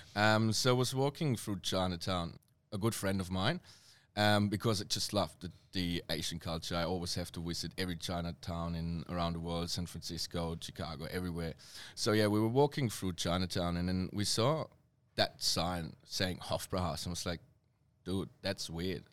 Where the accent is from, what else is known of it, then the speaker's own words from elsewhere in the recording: Germany; accent: serious German; English is a second language; moved away as an adult; now in Melbourne, Australia; my accent is quite, um, uh, serious German